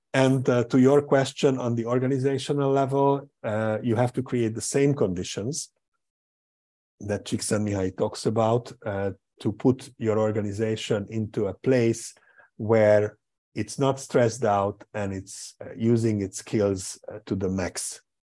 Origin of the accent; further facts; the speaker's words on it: Hungary; also born or lived in Portugal; I was born in Hungary. Um, uh, my my uh, my main residence is in Budapest or just outside of Budapest